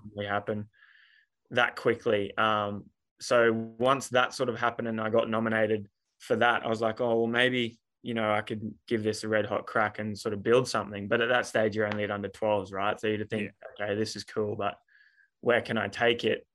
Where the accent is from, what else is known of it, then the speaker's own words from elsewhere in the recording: Townsville, Queensland, Australia; moved away as an adult; now in Sydney, Australia; in what was really my hometown for 18 years